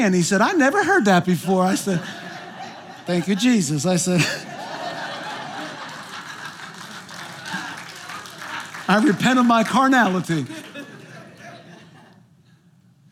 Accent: New Jersey, United States; moved away; I'm from New Jersey

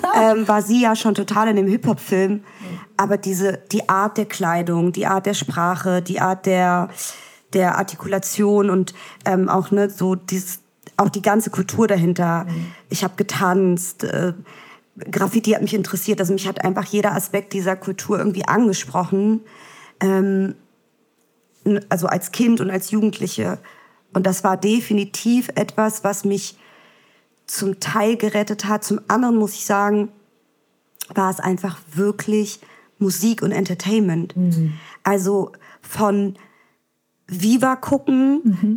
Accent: Berlin, Germany; also born or lived in Vienna, Austria; gezeugt wurde ich in Israel, geboren in Wien, aufgewachsen in Berlin

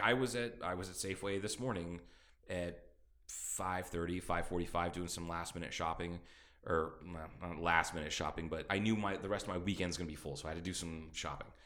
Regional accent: Midwest, United States; now in Kingman, United States; growing up in the Midwest

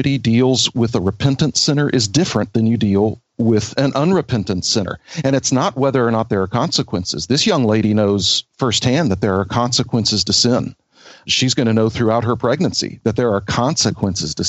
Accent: United States; I'm American

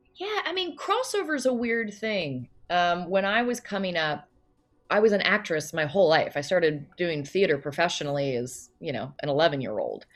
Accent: Loudoun County, Virginia, United States; moved away as an adult; also born or lived in New York City; I grew up outside of DC

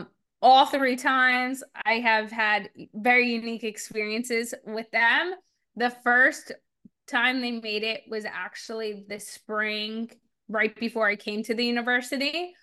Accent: New Jersey, United States; also born or lived in Arkansas; I grew up in New Jersey and in South Jersey

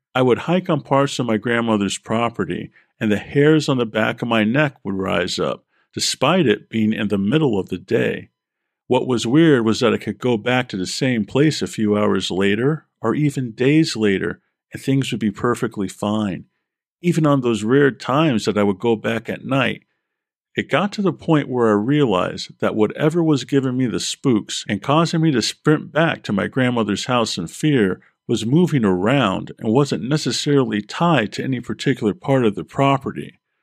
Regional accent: Vermont, United States; I was born in Vermont, have family in central Vermont

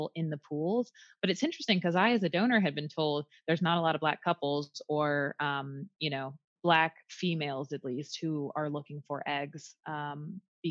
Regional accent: the North, United States; now in the South, United States; So I grew up in the North, but I currently live in the South.

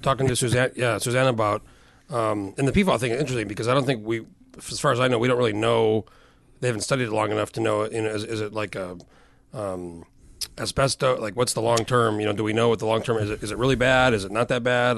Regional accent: New Mexico, United States; moved away; when I was a kid and I grew up in New Mexico

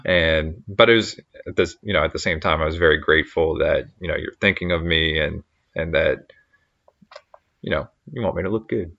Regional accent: Baltimore, Maryland, United States; we're from the Baltimore area.

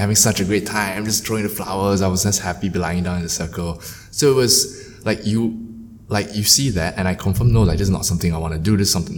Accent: Singapore; being Asians, being Singaporean

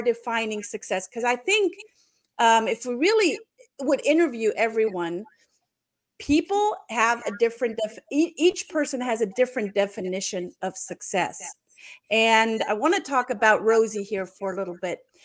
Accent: Germany; I'm just German

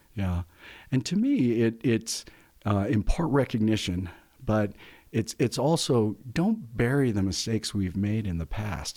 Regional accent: San Luis Valley, Colorado, United States; I'm a fourth generation Coloradan. I grew up in the San Luis Valley

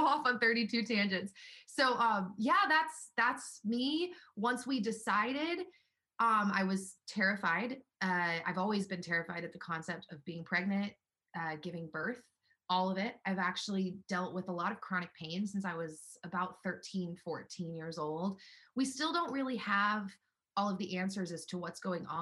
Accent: Los Angeles, California, United States; now in Nashville, United States; And I'm from Los Angeles

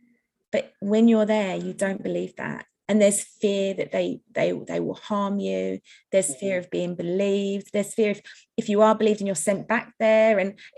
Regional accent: United Kingdom; also born or lived in United States; I had an American passport because I was born in America. And they said, what are you doing here? I was like, well, I live here. I'm a little girl, right?

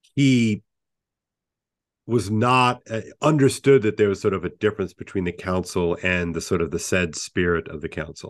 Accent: United States; as an American

